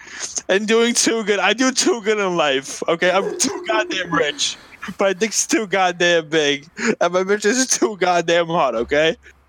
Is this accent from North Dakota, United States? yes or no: no; Alabama, United States; No, I'm from Alabama. I'm from Alabama.